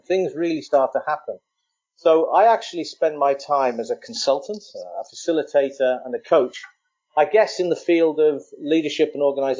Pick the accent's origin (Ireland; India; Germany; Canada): Ireland; as an Irishman